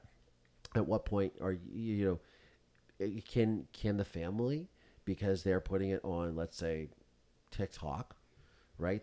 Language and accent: English; Mansfield, Ohio, United States; born or raised there; moved away; also born or lived in Orlando, Florida